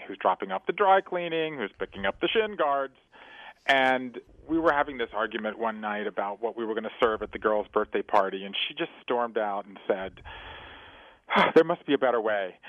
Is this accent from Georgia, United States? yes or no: yes; Savannah, Georgia, United States; I grew up in Savannah, Georgia, as a fifth-generation Jew in the American South